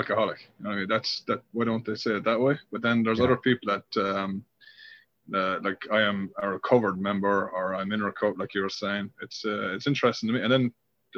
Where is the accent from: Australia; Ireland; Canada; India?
Ireland; because I'm Irish, I'm into like hurling or something